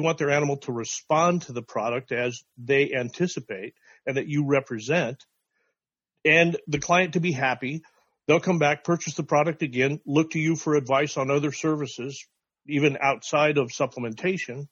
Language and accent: English; Wyoming, United States; I'm from Wyoming